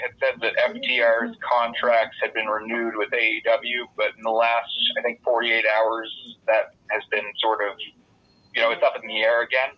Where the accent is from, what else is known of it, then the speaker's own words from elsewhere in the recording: Bridgewater, Nova Scotia, Canada; my hometown, the beautiful town of Bridgewater, Nova Scotia